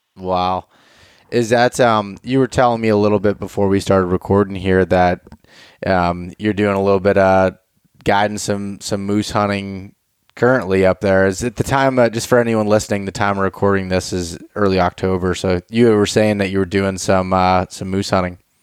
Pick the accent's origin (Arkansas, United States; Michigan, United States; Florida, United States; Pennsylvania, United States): Pennsylvania, United States; I'm from Pennsylvania.